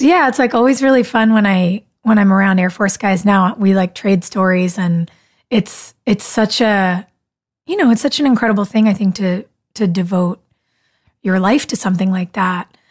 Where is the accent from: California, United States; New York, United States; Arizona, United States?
California, United States; moved away; I grew up in California